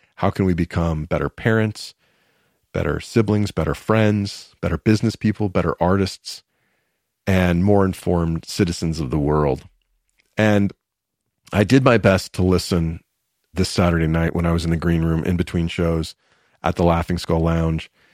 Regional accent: Atlanta, Georgia, United States; moved away as an adult; also born or lived in New York City / Los Angeles; I grew up in Atlanta

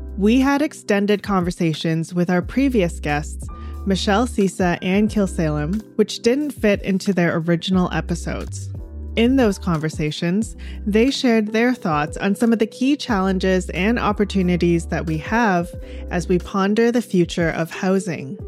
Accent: Delta, British Columbia, Canada; where I grew up in North Delta

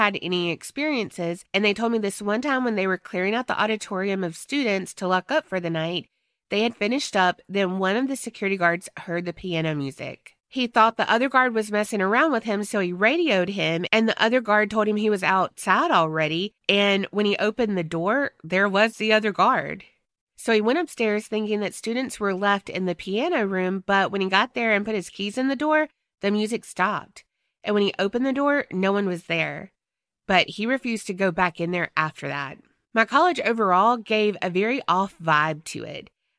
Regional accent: North Carolina, United States; But just to reintroduce myself to everyone … from North Carolina.

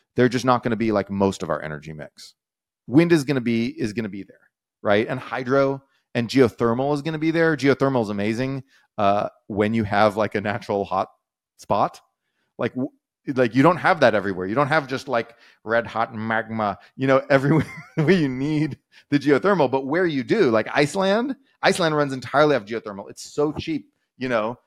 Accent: Texas, United States; I'm a Texan

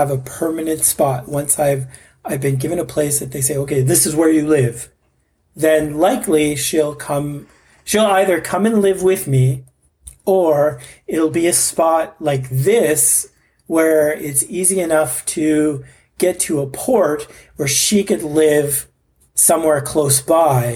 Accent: Canada; I'm Canadian. I'm a Canadian guy

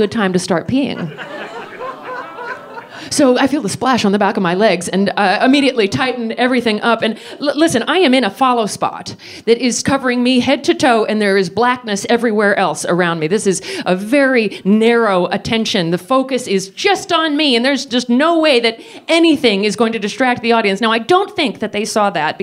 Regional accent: United States; I'm American

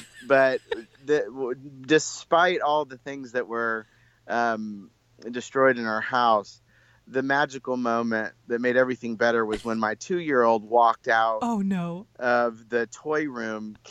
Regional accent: Carmel, Indiana, United States; I grew up in Carmel, Indiana, mostly

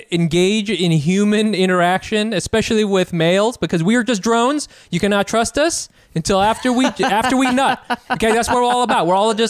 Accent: China; moved away; When I was growing up in China, Asian boys, okay? And then when I moved here, white dudes

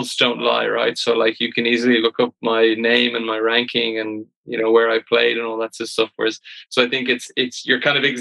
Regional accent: Ireland; as all Irish people

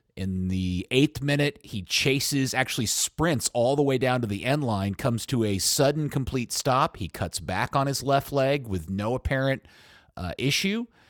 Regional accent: Dallas–Fort Worth area, Texas, United States; I've lived here my entire life. They, they're my hometown team.

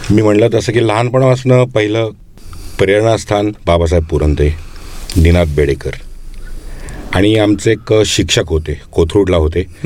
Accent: Pune, Maharashtra, India; माझं बालपण पुण्यात गेलं

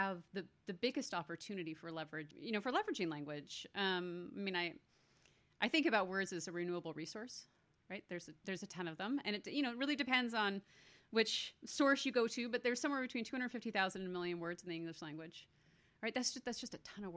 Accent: Canada; I was born in Canada

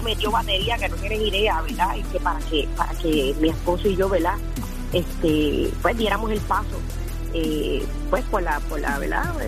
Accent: Corozal, Puerto Rico; todos estos recuerdos que yo tengo de niña, ¿verdad? De, cómo nos criamos en Corozal

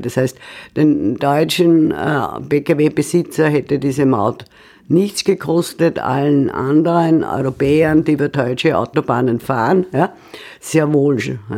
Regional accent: Austria; als Österreicherin

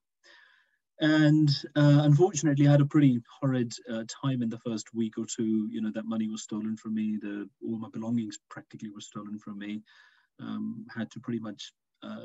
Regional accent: Pakistan; I was born and raised in Pakistan.

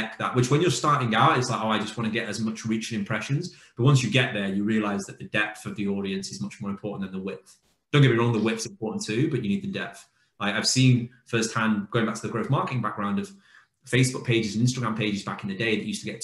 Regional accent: United Kingdom; as a Brit

